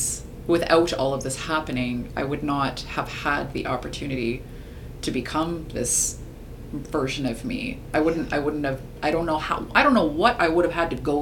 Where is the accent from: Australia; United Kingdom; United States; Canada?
Canada; we're born and raised in Canada